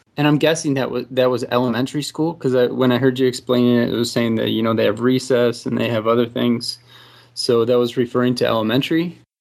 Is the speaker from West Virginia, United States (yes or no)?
no; Texas, United States; I'm from Texas